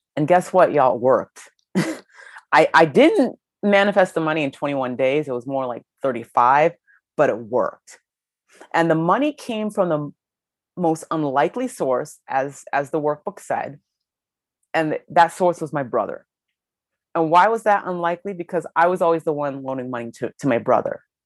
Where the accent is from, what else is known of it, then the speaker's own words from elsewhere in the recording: Ohio, United States; I grew up in Ohio